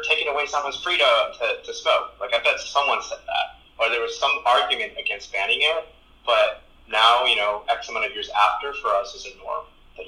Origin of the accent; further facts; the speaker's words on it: Texas, United States; first language Spanish; English is a second language; also born or lived in Mexico; Mexican-American immigrant who is a gay man. And I think growing up in Texas